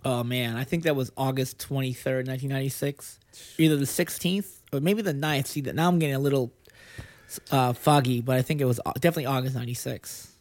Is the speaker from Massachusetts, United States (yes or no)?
yes; Lynn, Massachusetts, United States; moved away as an adult; now in Los Angeles, United States; I grew up in Lynn